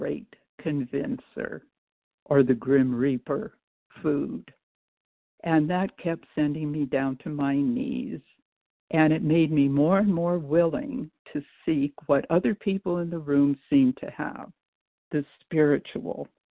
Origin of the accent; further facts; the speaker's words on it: Chicago, Illinois, United States; I was born in Chicago, but I'm from Missouri